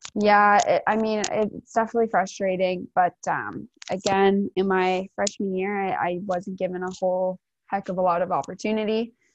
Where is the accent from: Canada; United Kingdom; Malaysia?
Canada; Ancaster, Ontario; I grew up playing for my hometown in Ancaster all the way up